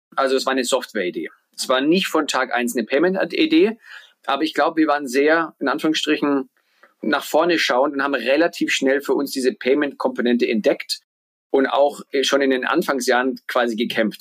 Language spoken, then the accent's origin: German; Bamberg, Bavaria, Germany; also born or lived in New York / Berlin; now in Lisbon, Portugal; komme gebürtig aus Bamberg, aus Franken